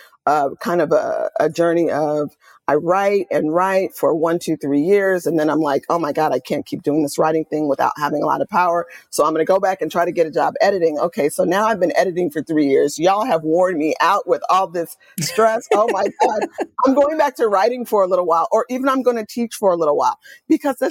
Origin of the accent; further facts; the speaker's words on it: Oakland, California, United States; I'm born and raised in Oakland, California